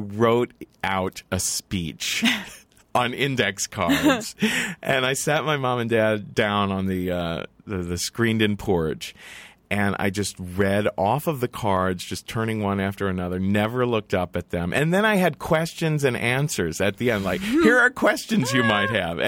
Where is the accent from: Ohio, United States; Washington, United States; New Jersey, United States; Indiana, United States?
Ohio, United States; Cincinnati; because I grew up in Cincinnati is one of those white flight kind